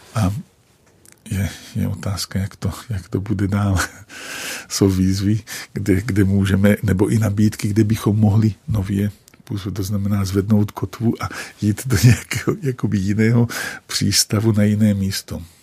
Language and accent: Czech; Jasenica, Trenčín Region, Slovakia; accent: Slovak dialect; first language Slovak dialect; Czech is a second language; now in Prague, Czech Republic; jsem z Považia, vlastně z vesnice, která se jmenuje Jasenica